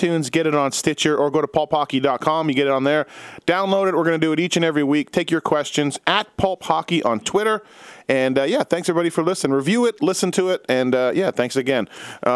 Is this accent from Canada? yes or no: yes; Winnipeg, Manitoba, Canada; as a guy who born and raised in Winnipeg